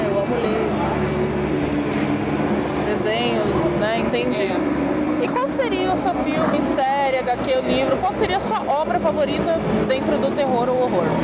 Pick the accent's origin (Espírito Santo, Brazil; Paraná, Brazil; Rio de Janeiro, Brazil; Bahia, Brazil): Rio de Janeiro, Brazil; E nós somos do Rio.